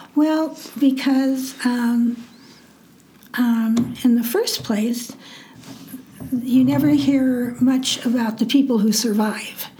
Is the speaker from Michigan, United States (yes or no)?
no; Nebraska, United States; born or raised there